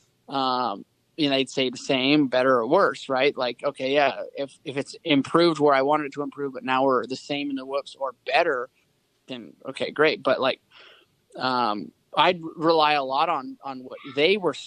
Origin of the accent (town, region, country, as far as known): Seattle, Washington, United States; born or raised there